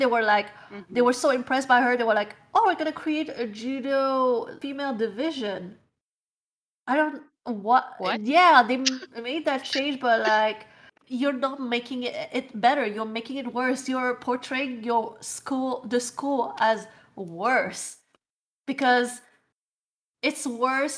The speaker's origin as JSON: {"language": "English", "country": "Canada", "said": "I'm a Canadian"}